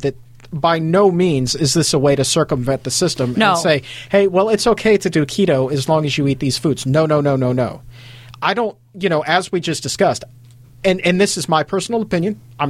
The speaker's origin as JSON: {"language": "English", "area": "Hampton Roads area", "region": "Virginia", "country": "United States", "said": "we're both from the Hampton Roads area."}